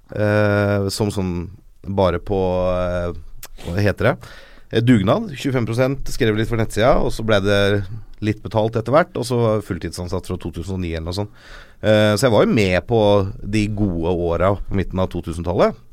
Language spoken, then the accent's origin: Norwegian; Norway; jeg er en norsk Liverpool-supporter